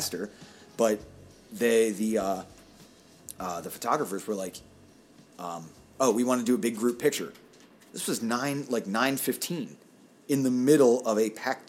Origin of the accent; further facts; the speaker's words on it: Pittsburgh, Pennsylvania, United States; accent: Pittsburgh; That's my Pittsburgh accent